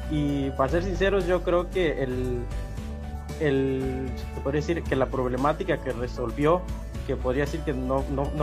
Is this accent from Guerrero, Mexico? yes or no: yes; Coyuca de Catalán, Guerrero, Mexico; yo vengo de Coyuca de Catalán, soy de Coyuca de Catalán y mis estudios, los de bachillerato, fueron en el plantel 5 de bachilleres de Coyuca de Catalán con la especialidad de físico-matemático.